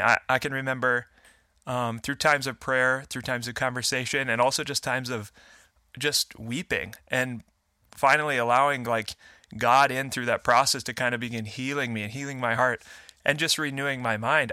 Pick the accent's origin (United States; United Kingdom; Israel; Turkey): United States; Fargo, North Dakota; I'm a Fargo, Fargo native, born and raised.